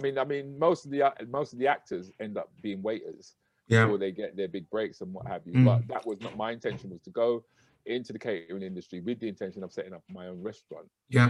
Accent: United Kingdom; So it was important for me, once I started to have children, was to say, no, we can be proud of being Black British.

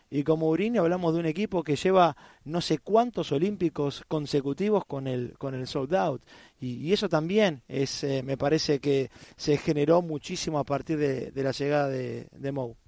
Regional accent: Argentina; como argentino

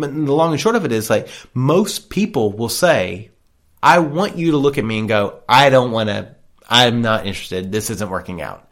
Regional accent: the South, United States; I'm from the South

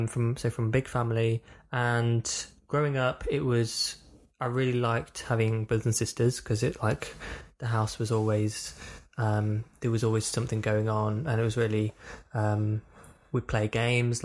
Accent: Burton upon Trent, West Midlands, United Kingdom; I am from the Midlands. I'm from a town called Burton upon Trent.

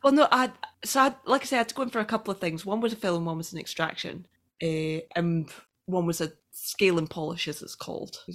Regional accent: Scotland, United Kingdom; I'm Scottish

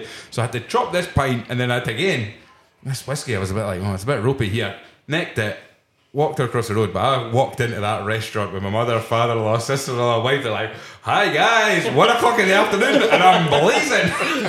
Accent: Scotland, United Kingdom; I said, yeah, I'm Scottish.

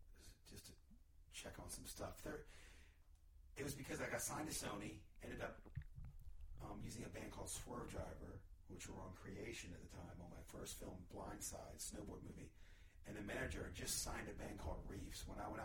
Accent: Washington, District of Columbia, United States; also born or lived in Maryland; I go, I'm from Washington, D.C.

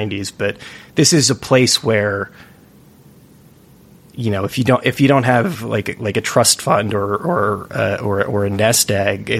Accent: California, United States; moved away as an adult; now in New York City, United States; I'm from California. I went to school in Santa Cruz

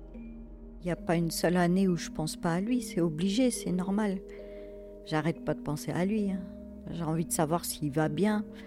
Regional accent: Fontainebleau, Île-de-France, France; now in Villeneuve-sur-Yonne, France; j'ai grandi euh, à Fontainebleau, dans une cité.

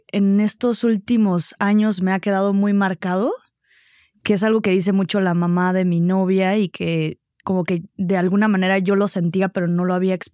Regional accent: Oaxaca, Mexico; pues, ¿quién soy? ¿Qué soy en este mundo? Eh, soy de Oaxaca, nací en Oaxaca

